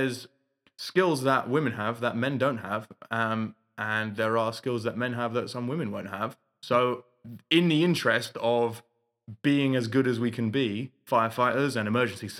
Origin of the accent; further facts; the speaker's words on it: London, United Kingdom; moved away as an adult; now in Manchester, United Kingdom; I'm from London